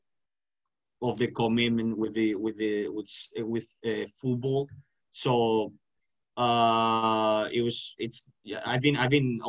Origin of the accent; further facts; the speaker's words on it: Valencia, Valencian Community, Spain; I'm from Valencia, Spain